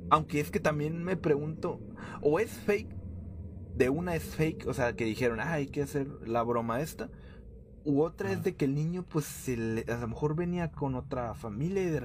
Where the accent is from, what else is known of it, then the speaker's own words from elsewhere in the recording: Mexico City, Mexico; ya que nosotros somos de la Ciudad de México y estábamos turisteando por el centro